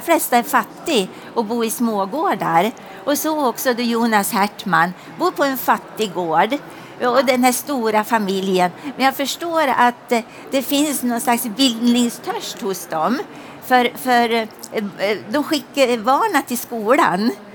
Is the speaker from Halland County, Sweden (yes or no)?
no; Hälsingland, Gävleborg County, Sweden; jag är hälsing. Eh, och kommer ifrån en gammal gård